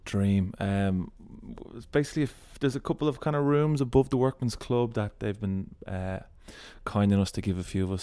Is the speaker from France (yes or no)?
no; Ireland; we were referred to as the Irish guys.